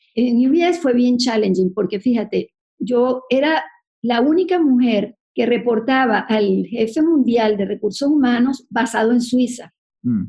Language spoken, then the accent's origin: Spanish; Venezuela; moved away as an adult; also born or lived in Connecticut / New York; somos los venezolanos